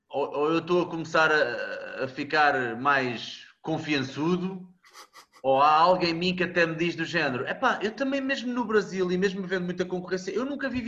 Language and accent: Portuguese; Coimbra, Centro, Portugal; also born or lived in Mozambique; Não, eu sou de Coimbra.